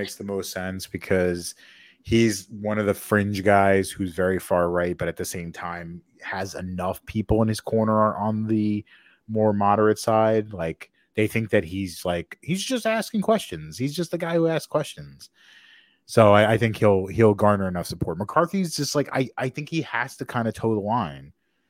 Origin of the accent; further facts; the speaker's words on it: Minnesota, United States; I'm from Minnesota.